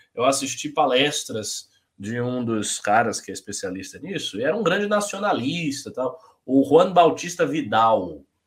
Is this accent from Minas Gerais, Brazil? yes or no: no; Bahia, Brazil; now in São Paulo, Brazil; eu nem paulista sou, eu sou baiano. Vim aqui, sou adotado pela cidade